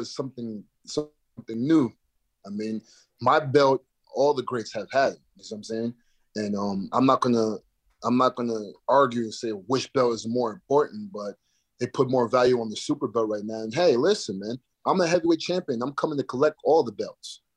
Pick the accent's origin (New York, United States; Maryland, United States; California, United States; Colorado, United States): New York, United States; Albany; moved away as an adult; also born or lived in South Florida / Marquette, Michigan; I'm from Albany, New York, but I've been in South Florida for the past 10 years